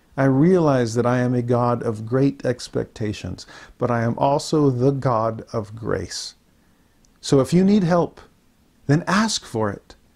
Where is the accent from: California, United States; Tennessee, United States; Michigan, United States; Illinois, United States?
California, United States; Southern; As a Southern California native